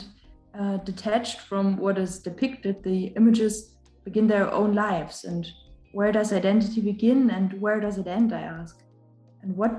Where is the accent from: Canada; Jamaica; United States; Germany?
Germany; I'm from Germany